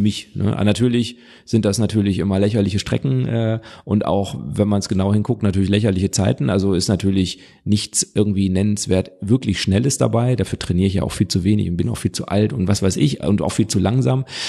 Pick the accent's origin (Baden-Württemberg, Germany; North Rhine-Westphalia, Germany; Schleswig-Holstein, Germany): North Rhine-Westphalia, Germany; Witten; weil ich bin ja aus dem Ruhrgebiet